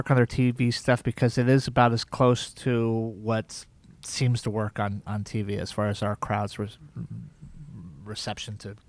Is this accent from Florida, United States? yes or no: yes; Key West, Florida, United States; And then we settled in Key West, Florida, and I went to high school there, and I consider that basically my hometown.